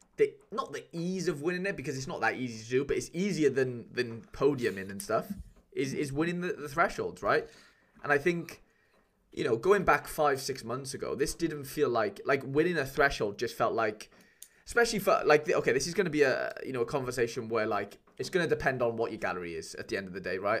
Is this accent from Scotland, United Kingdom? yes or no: no; Welsh, Wales, United Kingdom; I'm Welsh